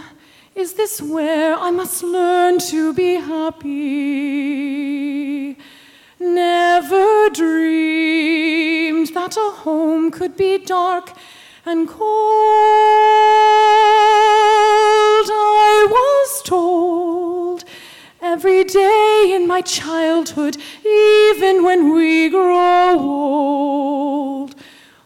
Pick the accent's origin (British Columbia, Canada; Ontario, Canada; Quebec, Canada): Ontario, Canada; Barrie; I'm from Barrie, a little city north of here.